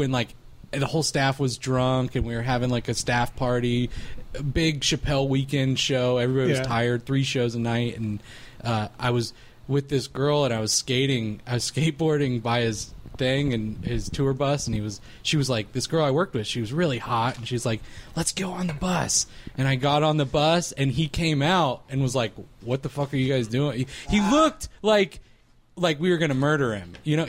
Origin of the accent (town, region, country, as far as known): Raleigh, North Carolina, United States